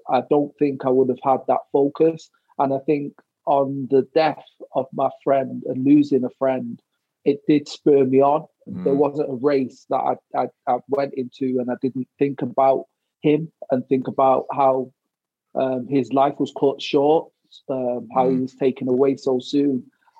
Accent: England, United Kingdom; now in Wales; I didn't suffer any racism there, I gotta say I was treated well, especially as an Englishman moving to Wales.

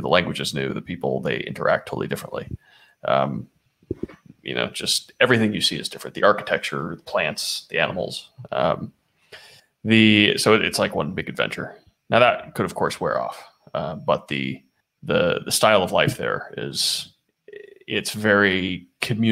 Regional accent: Chico, California, United States; moved away; I grew up in Chico, Northern California

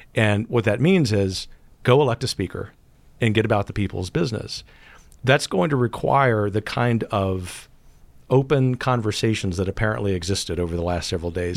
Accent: Gulf Coast, United States; growing up on the Gulf Coast

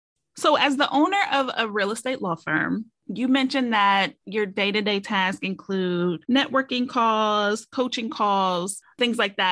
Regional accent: Columbus, Ohio, United States; now in Cincinnati, United States; I'm from Columbus. I live in Cincinnati. We have family in Columbus

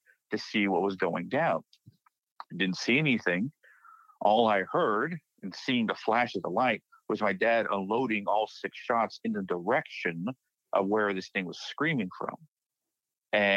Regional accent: Blanco, Texas, United States; moved away; the ranch I grew up on is in Blanco, Texas. Small town, population of 1,500 when I left it.

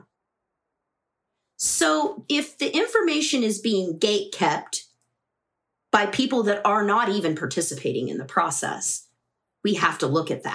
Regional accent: Midwest, United States; moved away as an adult; also born or lived in the South; I grew up in the Midwest

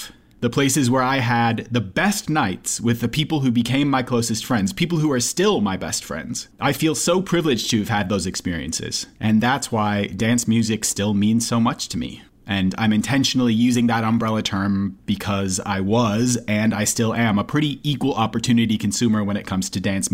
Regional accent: Minneapolis, Minnesota, United States; growing up in the Twin Cities

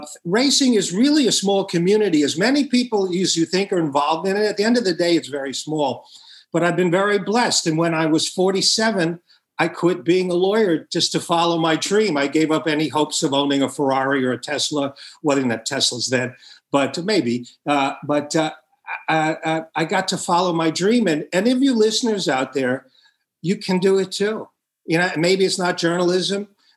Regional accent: Long Island, New York, United States; also born or lived in Brooklyn, New York City; I was born in New York City, Brooklyn, and grew up in Long Island

